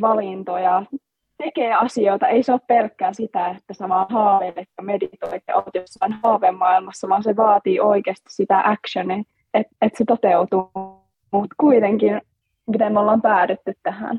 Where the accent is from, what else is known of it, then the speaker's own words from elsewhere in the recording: Joensuu, North Karelia, Finland; me ollaan siis kotoisin Joensuusta Pohjois-Karjalasta